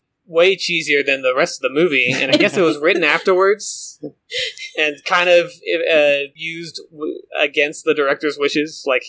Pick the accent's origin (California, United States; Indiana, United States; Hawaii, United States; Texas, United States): California, United States; Santa Cruz; Also filmed in my hometown of Santa Cruz.